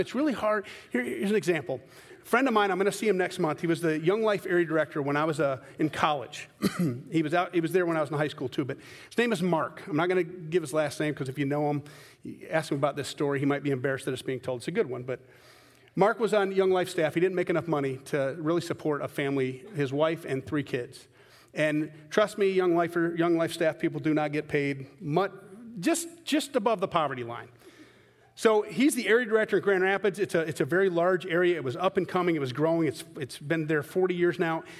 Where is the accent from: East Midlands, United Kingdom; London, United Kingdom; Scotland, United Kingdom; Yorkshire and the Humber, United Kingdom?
Scotland, United Kingdom; I'm a Scotman, I'm a Scottish guy